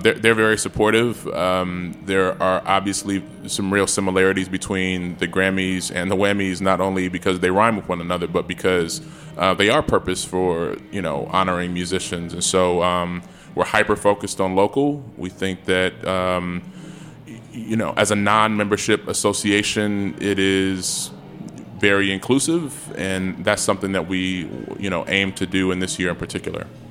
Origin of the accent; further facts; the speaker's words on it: Chicago, Illinois, United States; now in Washington, D.C., United States; I'm from Chicago.